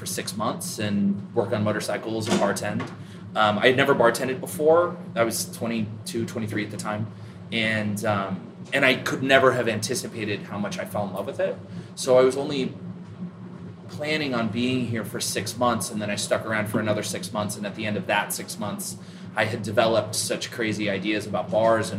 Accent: Eugene, Oregon, United States; now in Cleveland, United States; I grew up in Oregon, you know, between Eugene and Portland, Oregon

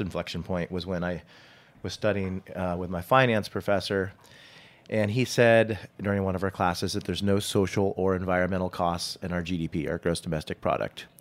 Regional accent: Saratoga, California, United States; growing up in Saratoga Hills in the, in the Silicon Valley

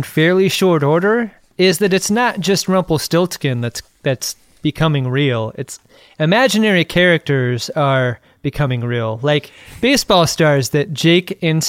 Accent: Ireland; because I don't know if you've noticed, I'm Irish, and my people have fought for a long time against this fucking stereotype.

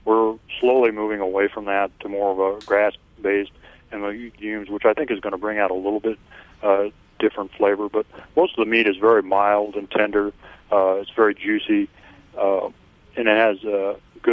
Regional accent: Iowa, United States; we moved to Iowa here, my dad's family, in 1856, and we've been in the county ever since.

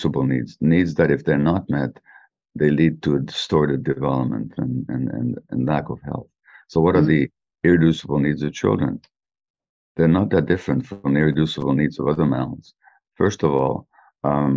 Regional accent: Canada; I'm Canadian

